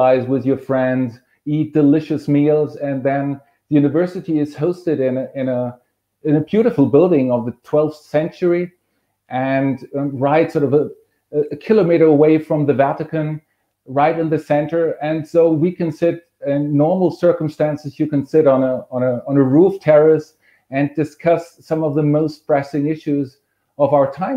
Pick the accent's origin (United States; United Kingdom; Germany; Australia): Germany; moved away; I'm originally from Germany